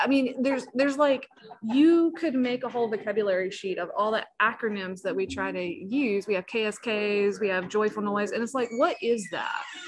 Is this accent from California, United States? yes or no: no; South Carolina, United States; moved away as an adult; also born or lived in Walterboro; I grew up in South Carolina Synod